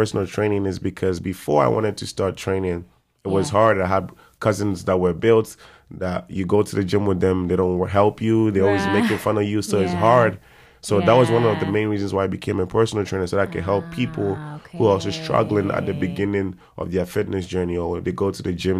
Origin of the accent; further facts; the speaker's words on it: Kumasi, Ashanti, Ghana; English is a second language; moved away as an adult; now in New York, United States; I'm from Kumasi. Born and raised in Kumasi. I went to school, everything in Kumasi.